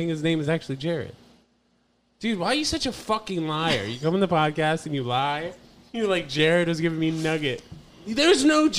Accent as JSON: {"language": "English", "region": "New York", "country": "United States", "tie": "born or raised there", "said": "growing up in New York"}